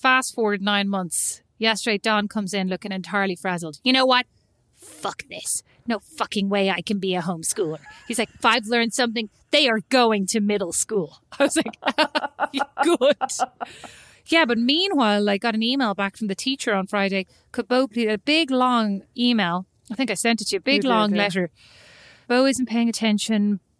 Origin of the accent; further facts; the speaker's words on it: Kildare, Leinster, Ireland; moved away; it was hard growing up in Kildare.